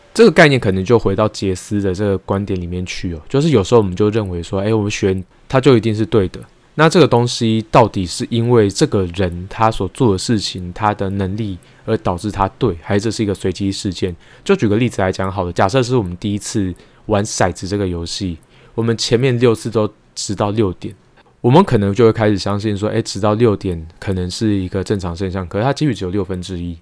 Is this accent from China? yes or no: no; Taiwan; 我自己本身是在眷村长大的